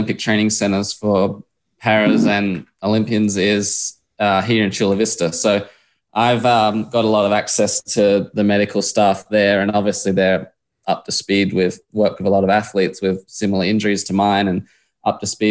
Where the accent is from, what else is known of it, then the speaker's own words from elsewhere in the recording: Adelaide, South Australia, Australia; I grew up in Adelaide and was just, mad on footy, AFL, and then obviously bikes